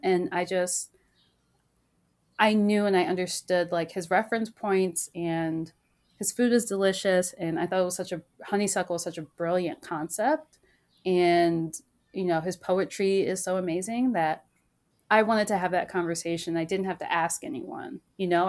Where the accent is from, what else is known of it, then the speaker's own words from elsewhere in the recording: Maryland, United States; I grew up in Maryland